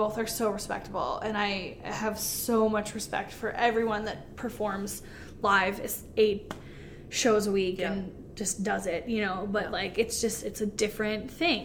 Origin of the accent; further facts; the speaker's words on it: North Dakota, United States; Where are you guys from? And we're like, North Dakota.